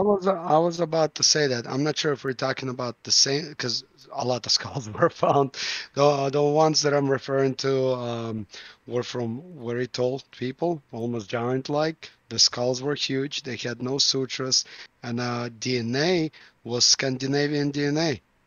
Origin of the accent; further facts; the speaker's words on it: Moscow, Russia; I'm from Moscow